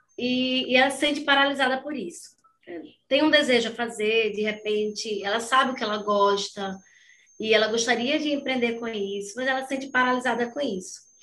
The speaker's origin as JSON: {"language": "Portuguese", "town": "Aracaju", "region": "Sergipe", "country": "Brazil", "said": "Eu sou de Aracaju, de Sergipe"}